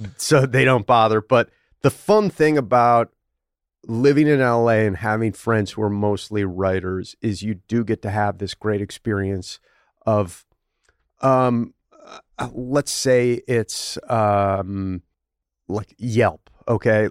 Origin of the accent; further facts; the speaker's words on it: Buffalo, New York, United States; I'm from Buffalo